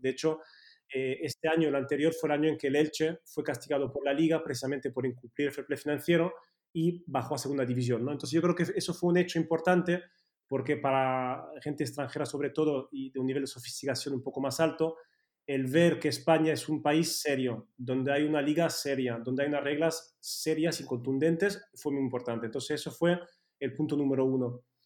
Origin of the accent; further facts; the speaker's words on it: Switzerland; Spanish is a second language; moved away as an adult; now in Spain; yo crecí en Suiza eh, y, cuando vine aquí con 18 años